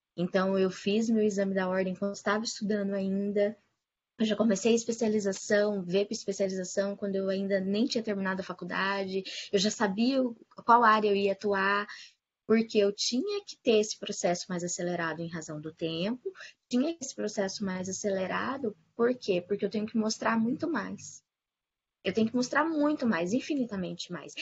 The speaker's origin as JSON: {"language": "Portuguese", "town": "Maringá", "region": "Paraná", "country": "Brazil", "tie": "born or raised there", "moved": "yes", "lives_now": "Curitiba, Brazil", "said": "eu moro em Curitiba, sou nascida em Maringá"}